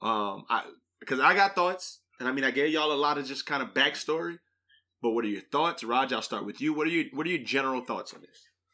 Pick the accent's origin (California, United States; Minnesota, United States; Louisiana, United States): Louisiana, United States; New Iberia; moved away; we grew up in New Iberia